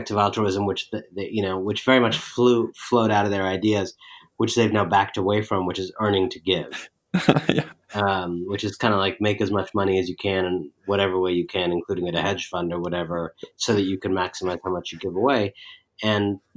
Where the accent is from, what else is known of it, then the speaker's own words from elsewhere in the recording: Cleveland, Ohio, United States; I grew up in Cleveland, Ohio